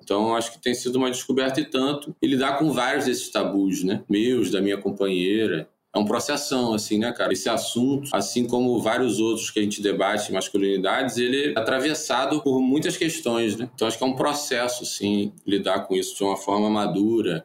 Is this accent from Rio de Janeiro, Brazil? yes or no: yes; Niterói, Rio de Janeiro, Brazil; also born or lived in São Paulo; now in Rio de Janeiro, Brazil; sou de Niterói, mas hoje moro na zona sul do Rio, já morei em São Paulo